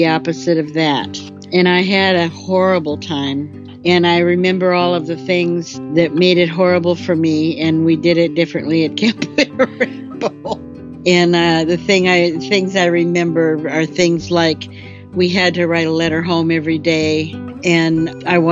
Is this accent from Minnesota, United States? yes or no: yes; Minnesota, United States; I am from Minnesota. My parents ran a summer resort with a program for kids